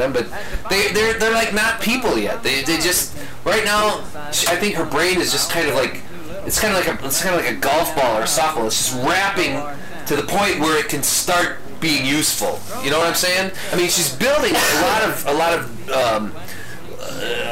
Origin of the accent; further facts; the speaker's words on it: Midwest, United States; you and I living in the Midwest and growing up in the Midwest and pretty much living in the Midwest all of our lives